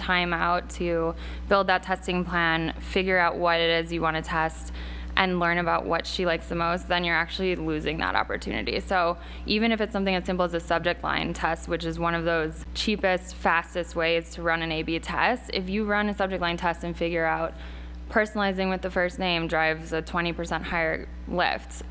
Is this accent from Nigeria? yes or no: no; outside of Chicago, Illinois, United States; moved away as an adult; now in New York City, United States; I grew up outside of Chicago